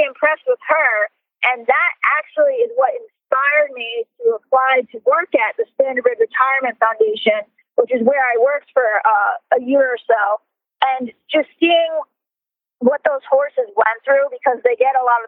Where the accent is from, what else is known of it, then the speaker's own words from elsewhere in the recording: near Freehold Raceway, New Jersey, United States; I grew up near Freehold Raceway